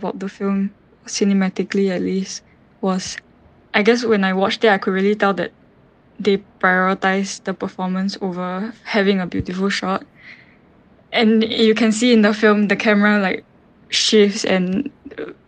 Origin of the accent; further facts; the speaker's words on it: Singapore; I'm a filmmaker from Singapore